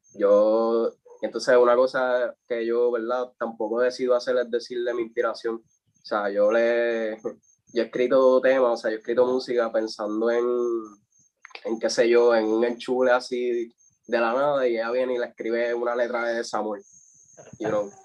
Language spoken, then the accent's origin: Spanish; Comerío, Puerto Rico; yo soy de Comerío, o sea, viví en Comerío